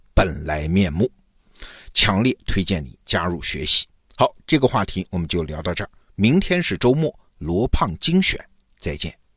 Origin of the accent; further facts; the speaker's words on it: China; 我们中国人